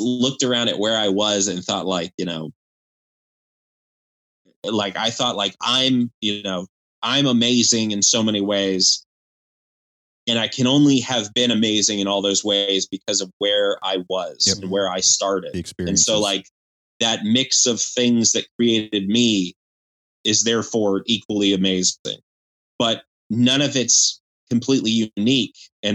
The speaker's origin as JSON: {"language": "English", "town": "Tallahassee", "region": "Florida", "country": "United States", "tie": "born or raised there", "also_born_or_lived": "Los Angeles", "moved": "as an adult", "said": "I grew up in Tallahassee, Florida, where everyone who grew up here hated here"}